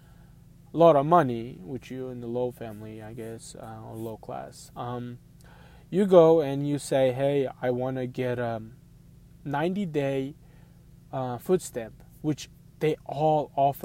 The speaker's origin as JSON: {"language": "English", "region": "Missouri", "country": "United States", "said": "I'm from Missouri, so I go to Missouri job fair."}